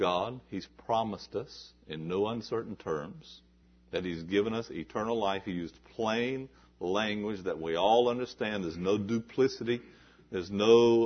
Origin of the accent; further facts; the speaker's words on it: the South, United States; I was raised in the South, and I heard people talk like this.